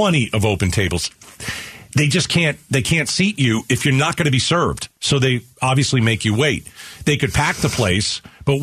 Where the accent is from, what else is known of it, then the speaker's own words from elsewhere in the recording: United States; now in Phoenix, United States; I'm from the New York, New Jersey area